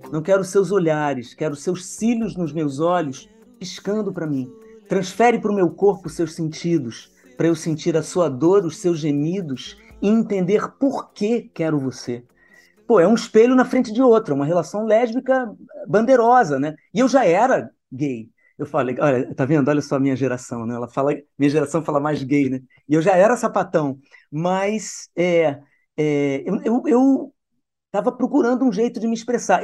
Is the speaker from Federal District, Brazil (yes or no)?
yes; Brasília, Federal District, Brazil; also born or lived in Niterói; Nasci em Niterói, fui criada em Brasília